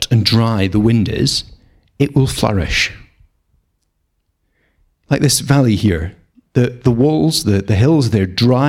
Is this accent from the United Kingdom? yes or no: yes; Scotland, United Kingdom; we're Scottish. We're not short of rain round here